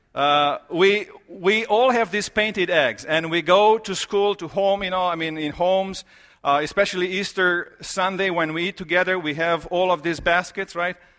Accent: Romania; moved away; I am from Romania

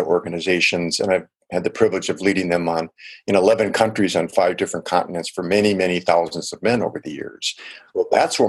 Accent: Milwaukee, Wisconsin, United States; also born or lived in Chicago; Yeah, I was born in Chicago, Illinois, but most of my upbringing was in Milwaukee, Wisconsin. And Milwaukee is either the first or second most segregated city in the United States.

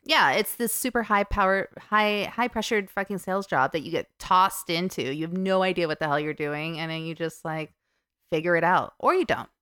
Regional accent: New Jersey, United States; moved away as an adult; also born or lived in New York / Sydney, Australia / United Kingdom / France; I was born in New York and I pretty much grew up in New Jersey

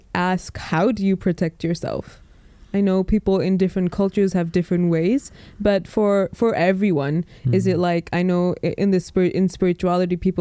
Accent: Malawi; moved away as an adult; also born or lived in Leicester, United Kingdom / Dubai, United Arab Emirates; So I was born in Leicester, and then I lived most of my life in Malawi, Africa. And then I went to Dubai for university.

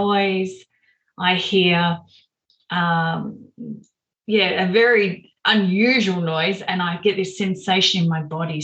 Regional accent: Melbourne, Victoria, Australia; when I was growing up in Melbourne

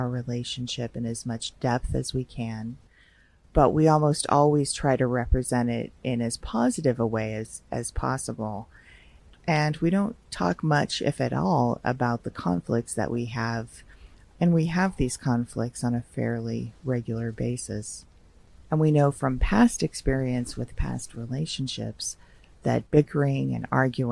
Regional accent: Los Angeles, California, United States; being from

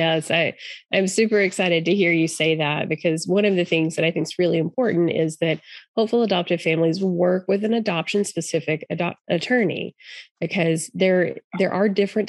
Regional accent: Arkansas, United States; I know you are in my home state of Arkansas

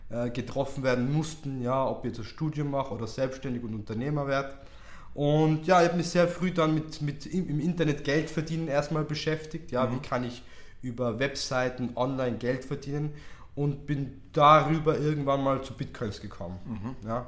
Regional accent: Tyrol, Austria; accent: Tyrolean; Ja, ganz im Tiroler Dialekt. Danke da zu sein. Ja, danke da. Und ja, also geboren und aufgewachsen bin ich in Tirol und habe da die Tourismusschule besucht.

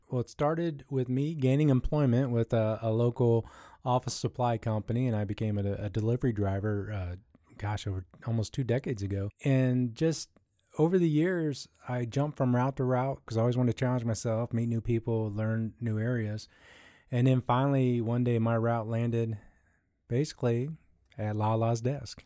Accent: Columbus, Ohio, United States; I grew up in the Midwest here, right where we're stationed here in Columbus, Ohio

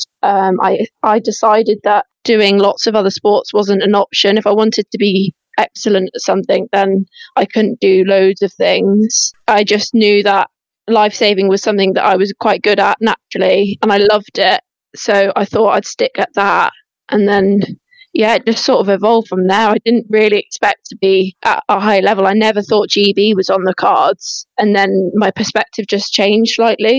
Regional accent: Cornwall, South West England, United Kingdom; also born or lived in Wolverhampton / Telford; when we moved down to Cornwall, the lifestyle changed

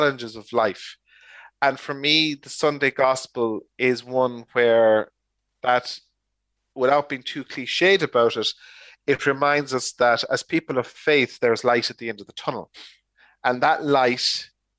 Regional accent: Ireland; as Irish people

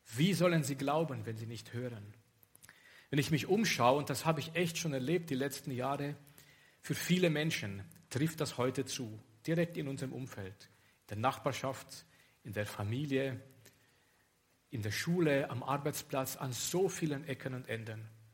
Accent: Romania; moved away as an adult; ich komme aus Rumänien

